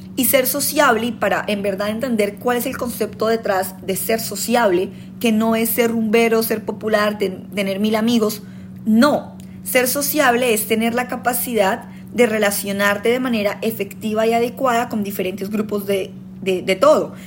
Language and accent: Spanish; Colombia; moved away; somos colombianos